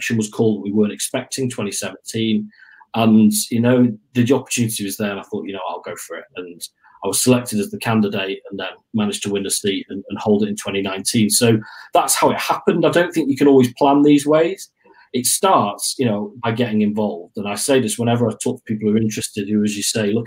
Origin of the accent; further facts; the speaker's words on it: Manchester, North West England, United Kingdom; moved away as an adult; also born or lived in Nottingham; I was born in Manchester, came to Nottingham for university